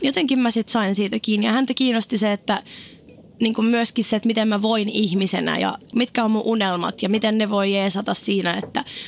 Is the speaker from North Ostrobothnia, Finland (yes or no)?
yes; Oulu, North Ostrobothnia, Finland; Mä olin oululainen